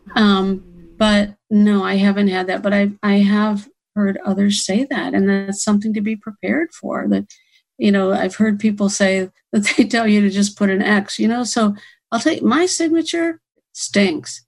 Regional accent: Ohio, United States; moved away as an adult; now in Florida, United States; I'm from Ohio. I've only been in Florida for a few years

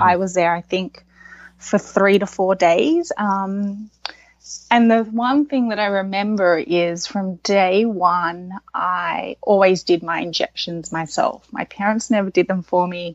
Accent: Sydney, New South Wales, Australia; also born or lived in New York; my location in Sydney, you're surrounded by beaches. You go to the beach a lot with your family. So knowing how to swim is expected. And then I think growing up, you're doing squad training

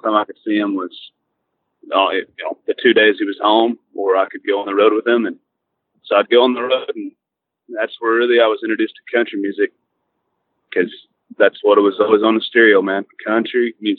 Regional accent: Lubbock, Texas, United States; I'm from Lubbock, Texas, where Texas Tech is

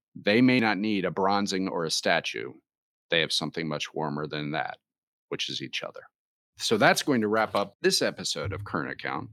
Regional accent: United States; those of us who grew up in the United States

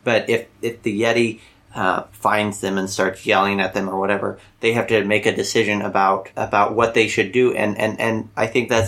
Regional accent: Midwest, United States; we are from the Midwest

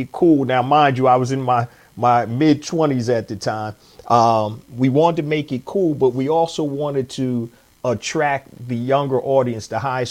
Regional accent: Philadelphia, Pennsylvania, United States; I'm born and raised in Philadelphia, Pennsylvania

